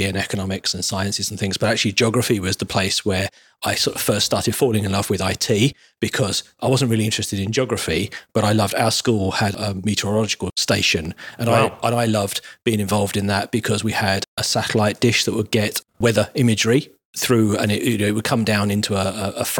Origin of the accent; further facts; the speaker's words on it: Kent, South East England, United Kingdom; also born or lived in Keighley, Yorkshire; Back in Kent. I grew up in Kent.